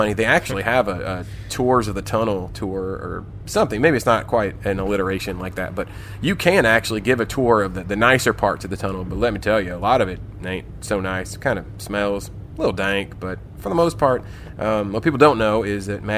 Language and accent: English; Florida, United States; the Florida Man